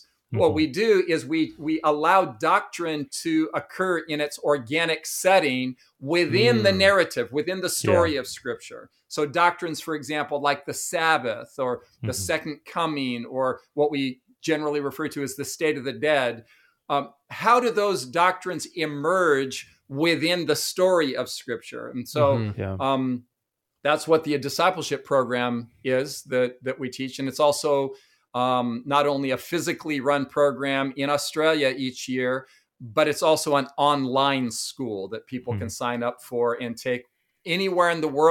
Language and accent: English; Los Angeles, California, United States; moved away as an adult; also born or lived in Redondo Beach / Torrance; now in Tennessee, United States; I grew up in Southern California in Los Angeles, mainly Redondo Beach, Torrance, that area. I grew up in, I guess, what would be regarded as surfer culture. a kind of surfer slash party skater culture.